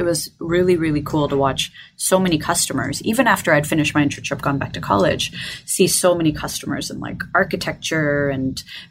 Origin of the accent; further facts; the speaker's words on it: Detroit, Michigan, United States; I am from Detroit, Michigan in the U.S.